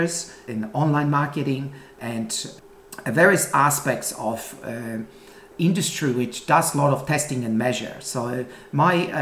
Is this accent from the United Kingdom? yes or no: no; Poland; moved away as an adult; now in Melbourne, Australia; I came from Poland in 1988 and arrived in Melbourne with just $50 in my pocket